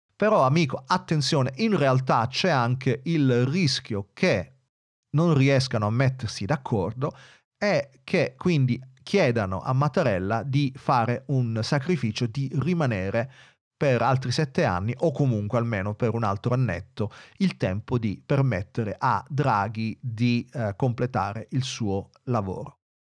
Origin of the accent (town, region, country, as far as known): Italy